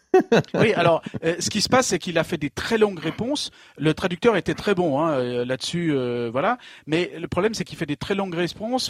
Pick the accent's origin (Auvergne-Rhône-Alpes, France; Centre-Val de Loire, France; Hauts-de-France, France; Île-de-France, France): Auvergne-Rhône-Alpes, France; Savoie; now in Lyon, France; chez moi en Savoie dans les années 80